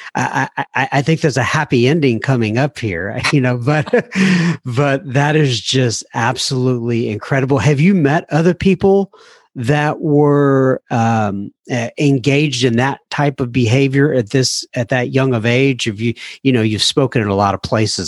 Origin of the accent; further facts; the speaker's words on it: Texas, United States; I wasn't born in Texas, but I got here when I was like uh, I don't know five years old